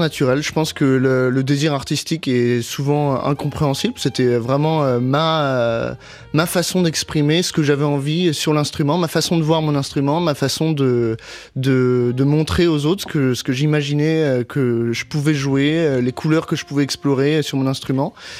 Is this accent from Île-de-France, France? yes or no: yes; Paris, Île-de-France, France; moved away as an adult; also born or lived in Boston, United States; now in New York, United States; j'ai grandi à Paris